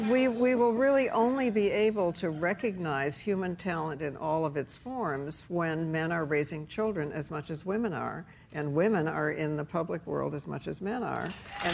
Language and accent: English; New York, United States; moved away; Can I, as a New Yorker, yes. No longer a New Yorker, right?